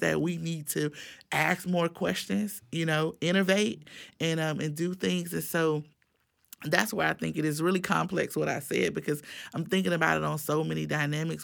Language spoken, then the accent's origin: English; Miami, Florida, United States; now in Tallahassee, United States; I grew up in Miami